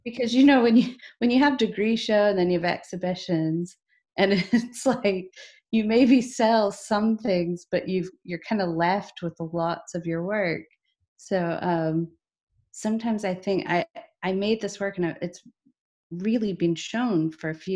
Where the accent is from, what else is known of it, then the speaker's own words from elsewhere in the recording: Southern Indiana, United States; moved away as an adult; now in Scotland; I grew up German Catholic in Southern Indiana, but that was in a suburb